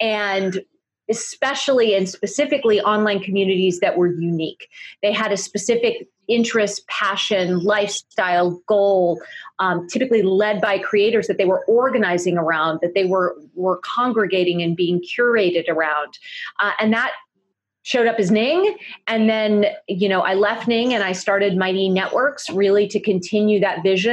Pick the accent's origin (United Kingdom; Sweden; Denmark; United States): United States; Cupertino, California; I grew up in Cupertino, California